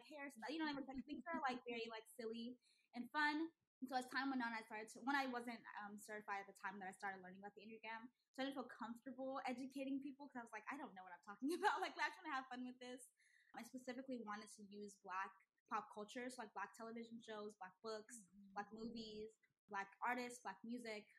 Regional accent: Houston, Texas, United States; also born or lived in Nigeria; Houston, I grew up in Houston specifically.

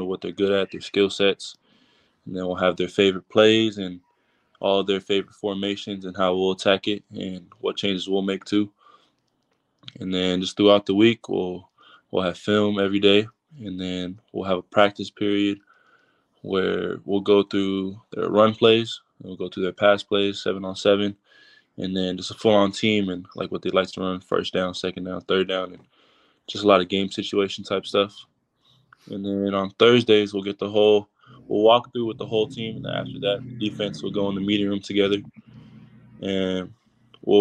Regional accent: Perris, California, United States; I actually live in Paris.

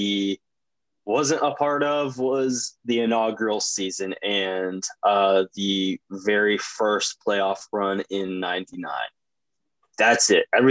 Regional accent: North Carolina, United States; accent: banjo accent; I'm from North Carolina

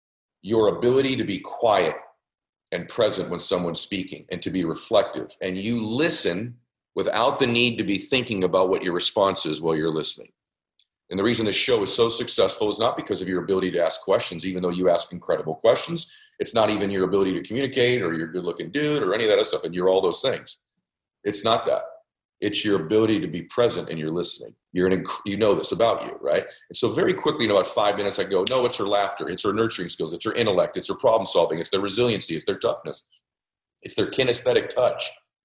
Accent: Lebanon; now in United States; I'm in Southern California. I'm from Lebanon. I left there because we had to flee.

